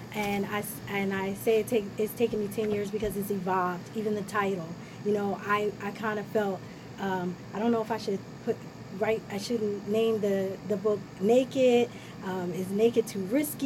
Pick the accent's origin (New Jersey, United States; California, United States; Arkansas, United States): New Jersey, United States; Ewing Township; we grew up in Ewing